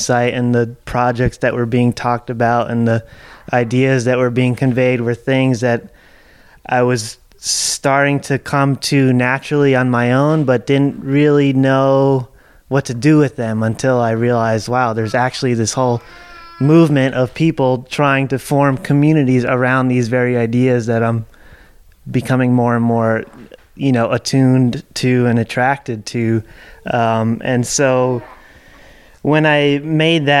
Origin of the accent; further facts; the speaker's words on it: New Jersey suburbs, United States; moved away as an adult; also born or lived in Dancing Rabbit Eco Village, Missouri; now in Berea, United States; I grew up in the New Jersey suburbs